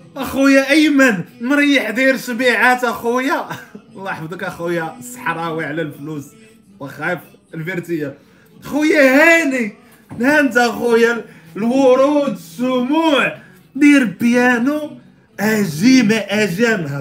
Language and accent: Arabic; Morocco; عندنا في المغرب